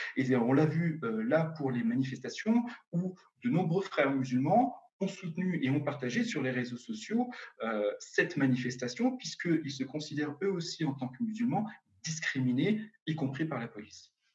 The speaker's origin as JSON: {"language": "French", "country": "France", "said": "je suis français, même si je suis d'origine tunisienne, moi, je suis français"}